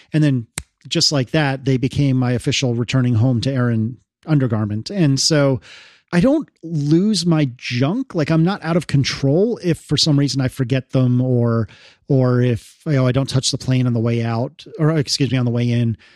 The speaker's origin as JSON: {"language": "English", "country": "United States", "said": "as an American"}